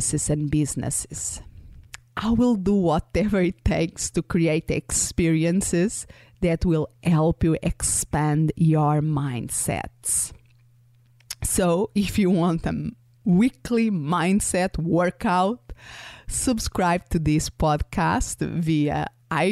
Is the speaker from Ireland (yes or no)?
no; Portugal; first language Portuguese; English is a second language; moved away; I was born and raised in Portugal, so my first language is Portuguese.